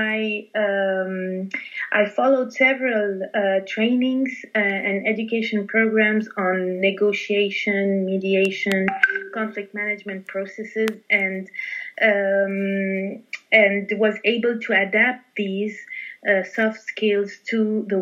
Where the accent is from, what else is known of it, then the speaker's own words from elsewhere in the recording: Lebanon; now in Paris, France; I'm based in Paris, and I was born in Lebanon.